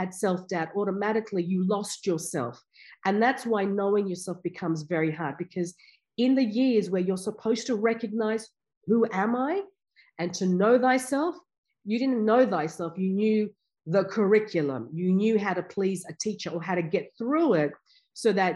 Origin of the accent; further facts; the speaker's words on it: Afghanistan; also born or lived in India; now in Canberra, Australia; my background, I'm from Afghanistan, and we came out to Australia just when there was a war in Afghanistan